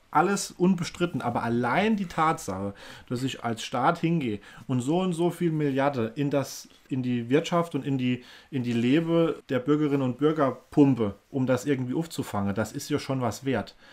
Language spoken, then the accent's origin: German; Germany; ich fühle mich auch als Deutscher.